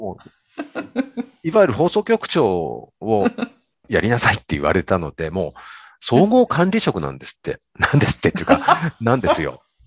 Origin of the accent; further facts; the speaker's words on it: Shimada, Shizuoka, Japan; 自分は島田市に生まれて育ってる